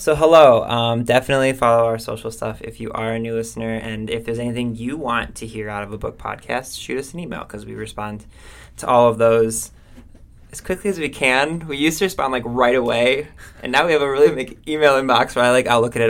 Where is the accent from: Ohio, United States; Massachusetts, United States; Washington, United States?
Ohio, United States; Cleveland; we're from Cleveland